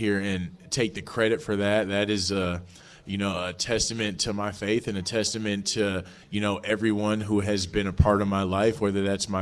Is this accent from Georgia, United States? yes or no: no; Minneapolis, Minnesota, United States; I grew up in the Minneapolis-St. Paul area